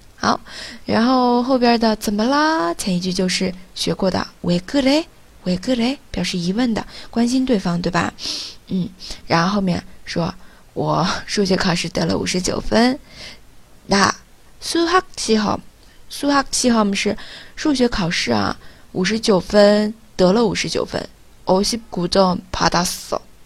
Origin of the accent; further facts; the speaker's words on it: China; 我们中国人